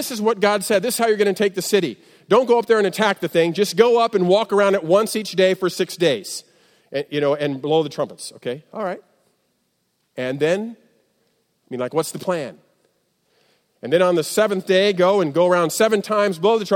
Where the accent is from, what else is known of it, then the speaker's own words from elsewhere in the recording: Midwest, United States; I'm from the Midwest, so we say creek